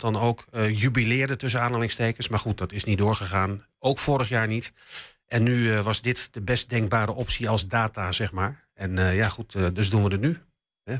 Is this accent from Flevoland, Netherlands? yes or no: no; Enschede, Overijssel, Netherlands; ik kom ook uit Enschede natuurlijk. Ik ben hier geboren. Ik stond vroeger ook als, als, als jongetje van, van, van, van negen jaar stond ik op vak PP in het oude Diekman